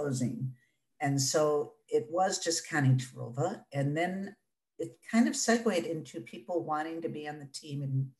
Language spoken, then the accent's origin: English; Detroit, Michigan, United States; I'm born and raised in Detroit. And so I'm a Northwest Detroit individual